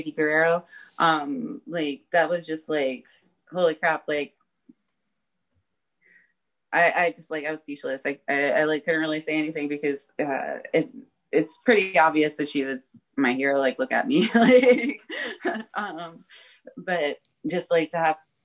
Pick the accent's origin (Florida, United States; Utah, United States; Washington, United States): Florida, United States; Jacksonville; my hometown, no big deal. Like I live here